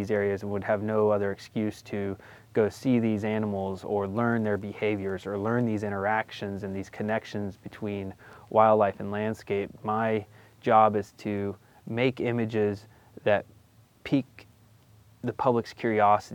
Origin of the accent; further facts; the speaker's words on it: Florida, United States; I grew up in Florida, so my backyard wilderness was swamp